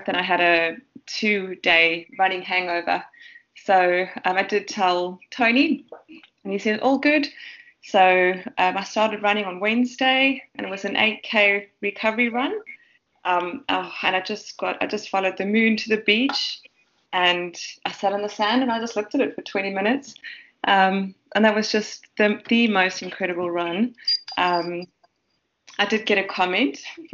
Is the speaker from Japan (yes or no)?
no; South Africa; moved away; I grew up in the Havelt and 6,000 feet above sea level